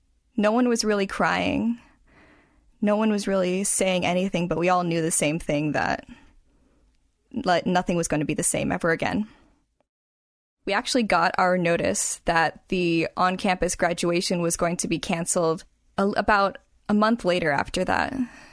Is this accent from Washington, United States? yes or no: yes; Washington, United States; also born or lived in California; But I'm from Washington, and my family here is in Everett.